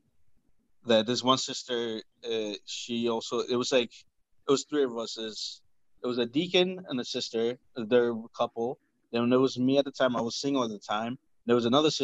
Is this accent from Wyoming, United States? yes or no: no; New Jersey, United States; I'm from New Jersey